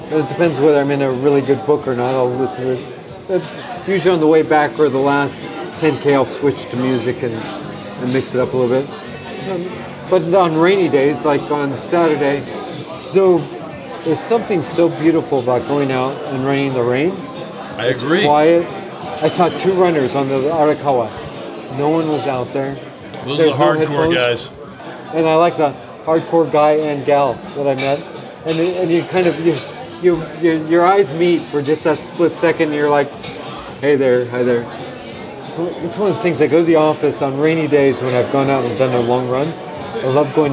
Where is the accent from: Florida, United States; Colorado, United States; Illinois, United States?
Colorado, United States; I grew up in Colorado.